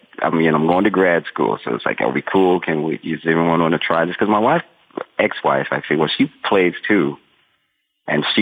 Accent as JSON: {"language": "English", "town": "Denver", "region": "Colorado", "country": "United States", "moved": "as an adult", "lives_now": "New York, United States", "said": "I'm from Denver"}